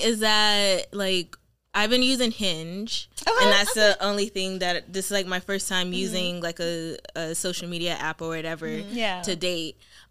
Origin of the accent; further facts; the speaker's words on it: Miami, Florida, United States; moved away as an adult; now in Boston, United States; I am 25. I'm originally from Miami, Florida, and I relocated to Boston.